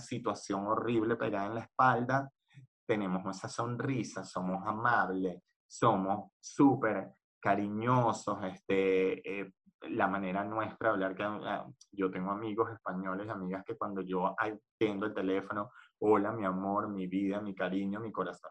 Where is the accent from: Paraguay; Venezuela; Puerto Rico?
Venezuela; moved away as an adult; also born or lived in Argentina; now in Spain